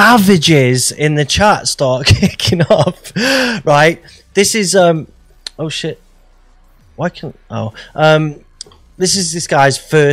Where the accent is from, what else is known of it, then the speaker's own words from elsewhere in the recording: Stafford, West Midlands, United Kingdom; This guy's from my hometown in Stafford.